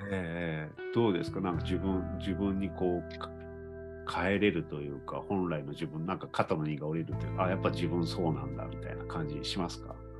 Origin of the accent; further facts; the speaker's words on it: Fukuyama, Hiroshima, Japan; moved away; also born or lived in Tokyo; 2020年からね、広島に戻ってきて、福山に戻ってきた来たんですけど